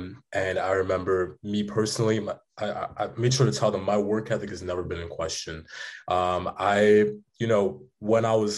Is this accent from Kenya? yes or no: yes; Kenya; You know, me as my family, I came from Kenya. It's been a hard life.